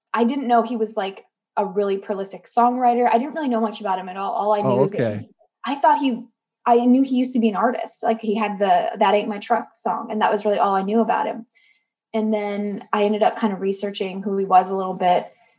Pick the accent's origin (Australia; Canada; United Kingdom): Canada; moved away as an adult; now in Nashville, United States; I'm Canadian